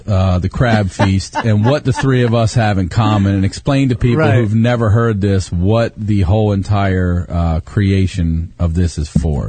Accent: Carroll County, Maryland, United States; also born or lived in Baltimore, Maryland; I was born in Baltimore and lived there for a little while, and then moved out to Carroll County and went to school out in the county.

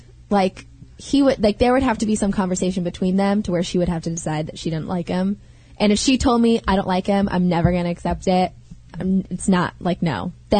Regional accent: Salinas, California, United States; born or raised there; moved away

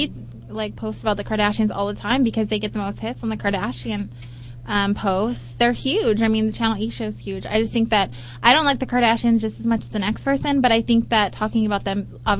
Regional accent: Southern California, United States; I'm from SoCal.

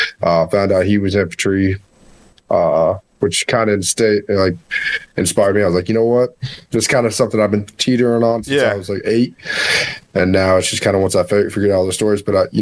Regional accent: North Carolina, United States; also born or lived in Alaska / New York / Missouri / Colorado; North Carolina. Well, I'm kind of grew up all over the place, right?

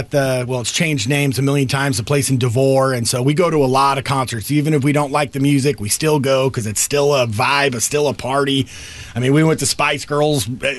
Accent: Southern California, United States; we grew up here in Southern California

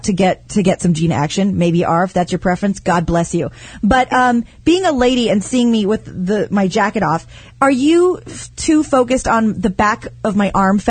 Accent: Midwest, United States; I'm from the Midwest

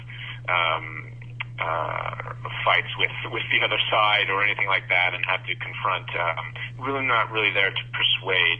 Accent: Iowa, United States; Being that I'm from Iowa

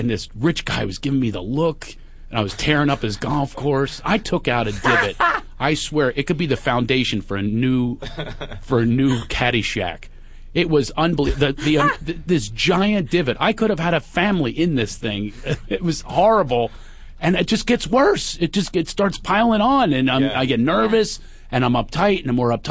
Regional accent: Philadelphia, Pennsylvania, United States; moved away; Which is my hometown

